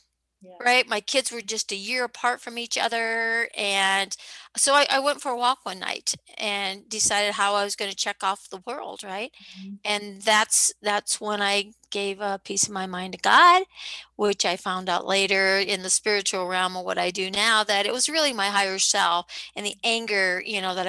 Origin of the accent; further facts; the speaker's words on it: Midwest, United States; I grew up in the Midwest, second oldest of 11 kids